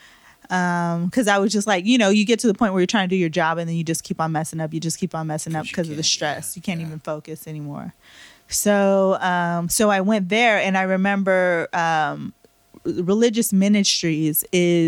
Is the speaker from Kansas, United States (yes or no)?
no; Bay Area, California, United States; also born or lived in Virginia Beach / Fairfield; I'm from the Bay Area, but I was deployed out in Virginia Beach